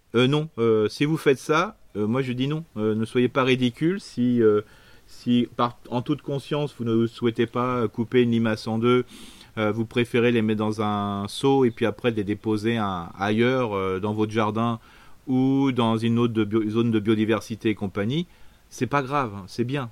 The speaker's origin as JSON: {"language": "French", "area": "Isère", "region": "Auvergne-Rhône-Alpes", "country": "France", "tie": "born or raised there", "said": "je suis né dans l'Isère"}